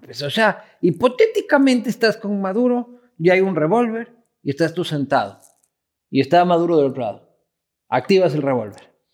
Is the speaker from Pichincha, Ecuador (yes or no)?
yes; Quito, Pichincha, Ecuador; una guía arquitectónica de mi ciudad con los mejores proyectos sobre Quito